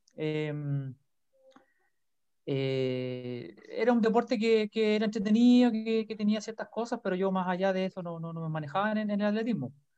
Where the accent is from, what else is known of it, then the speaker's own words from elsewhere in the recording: Rancagua, O'Higgins, Chile; yo soy de Rancagua, ¿ya? Yo soy de la sexta región